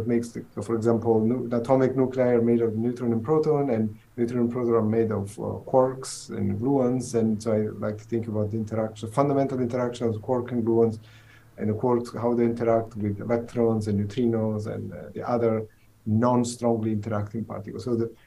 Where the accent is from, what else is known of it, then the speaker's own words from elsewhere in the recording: Southern Italy, Italy; English is a second language; moved away as an adult; also born or lived in Pisa, Italy / Los Alamos, United States; now in Seattle, United States; I'm originally, as you can tell from the accent, I'm originally from Italy. I'm from southern Italy, small village.